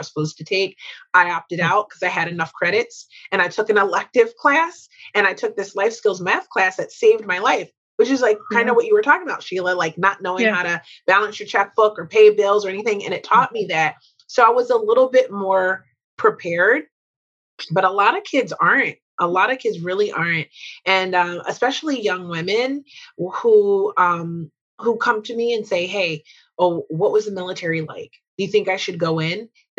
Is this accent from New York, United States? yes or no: no; Glenolden, Pennsylvania, United States; My hometown.